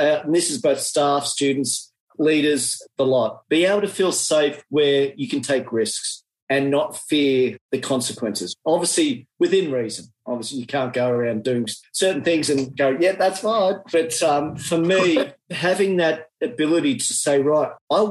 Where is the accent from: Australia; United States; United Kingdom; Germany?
Australia; accent: Australian; excuse my Australian accent